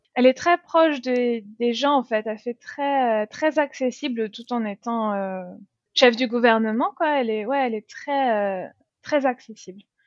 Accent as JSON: {"language": "French", "country": "France", "accent": "French", "moved": "as an adult", "lives_now": "Christchurch, New Zealand", "said": "mon accent français"}